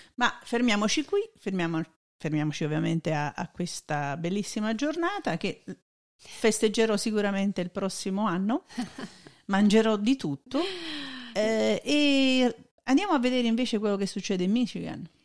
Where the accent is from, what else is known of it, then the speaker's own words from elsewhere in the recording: Italy; moved away; noi veniamo dall'Italia